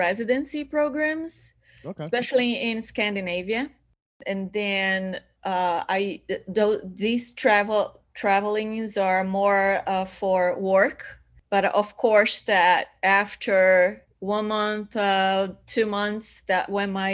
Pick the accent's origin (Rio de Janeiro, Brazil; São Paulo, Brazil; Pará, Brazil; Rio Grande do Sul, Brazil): Pará, Brazil; Belém; accent: Brazilian; English is a second language; moved away; I'm Brazilian, so I have that kind of Brazilian accent.